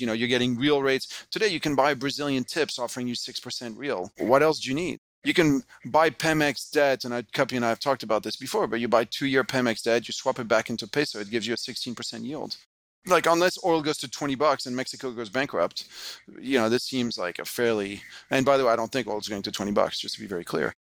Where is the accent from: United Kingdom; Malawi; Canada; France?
France; moved away as an adult; also born or lived in United States / Hong Kong; I grew up in France, just when, you know, European Union was really getting going